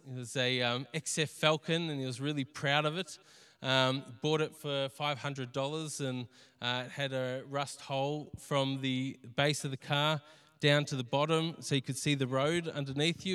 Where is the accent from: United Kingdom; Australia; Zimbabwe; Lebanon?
Australia; Greensborough, Victoria; we grew up around Greensboro. We knew the area